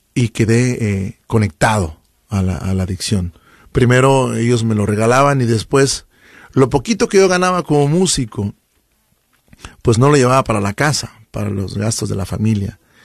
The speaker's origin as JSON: {"language": "Spanish", "region": "Chiapas", "country": "Mexico", "moved": "yes", "lives_now": "Sacramento, United States", "said": "soy del estado de Chiapas, frontera con Guatemala. De hecho, hay gente que nos escucha y vengo de un pueblito muy pequeñito, bueno, no es ni pueblo, es una colonia, ¿no? Que se llama El Escobo"}